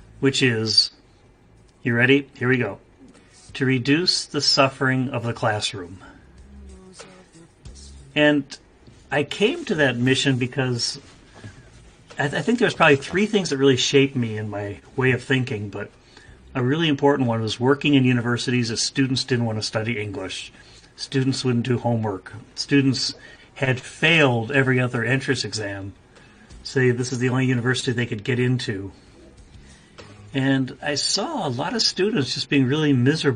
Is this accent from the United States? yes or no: yes; United States; moved away as an adult; now in Kyoto, Japan; I'm an American. I live in Japan. I teach in Japanese. I've been here for 45 years